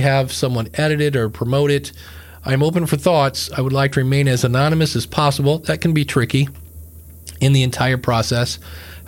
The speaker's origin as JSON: {"language": "English", "town": "Akron", "region": "Ohio", "country": "United States", "said": "that's where I'm from, Akron, Ohio"}